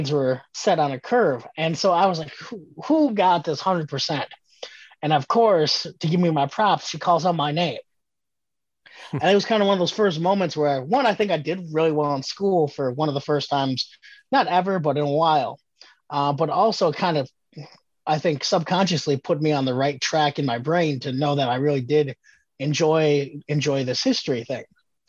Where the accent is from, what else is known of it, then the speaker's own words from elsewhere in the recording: Wisconsin, United States; growing up in Wisconsin